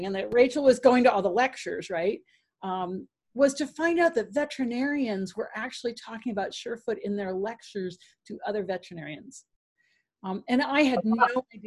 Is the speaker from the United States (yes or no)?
yes; New England, United States; I'm from New England